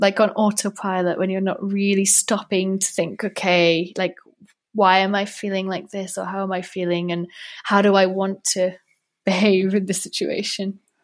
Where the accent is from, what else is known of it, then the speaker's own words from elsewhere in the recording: Wales, United Kingdom; moved away as an adult; now in Prague, Czech Republic; although I'm from Wales, actually, originally.